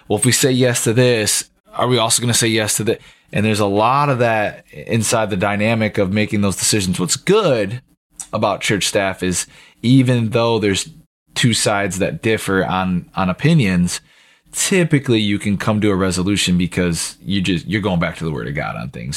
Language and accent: English; United States; as the American people